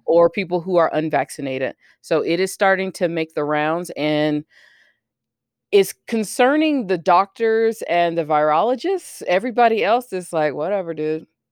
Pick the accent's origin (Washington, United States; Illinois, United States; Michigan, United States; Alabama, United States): Alabama, United States; I didn't grow up in Texas, I grew up in Alabama.